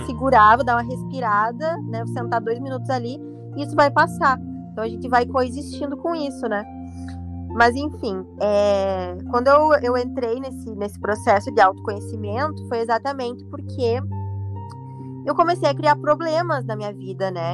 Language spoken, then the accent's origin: Portuguese; Carazinho, Rio Grande do Sul, Brazil; accent: gaúcha; now in Rio de Janeiro, Brazil; eu moro aqui no Rio de Janeiro e é uma cidade grande, né? E eu vim de Carazinho, você percebe que quando a gente mora numa cidade pequena